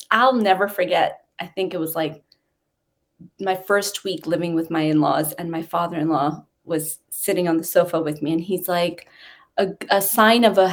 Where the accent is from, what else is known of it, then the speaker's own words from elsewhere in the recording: New York City, New York, United States; moved away as an adult; also born or lived in Long Island; now in United Kingdom; I grew up in Queens